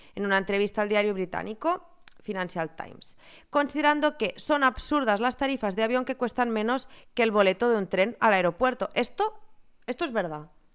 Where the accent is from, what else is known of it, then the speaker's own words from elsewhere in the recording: Ebro Delta, Catalonia, Spain; De la zona del Delta del Ebre